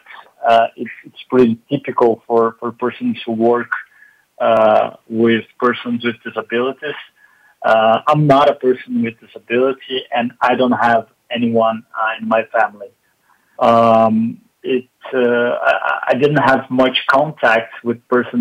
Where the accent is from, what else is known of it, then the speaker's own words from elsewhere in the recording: Porto Alegre, Rio Grande do Sul, Brazil; I was born and raised in the south of Brazil, in a city called Porto Alegre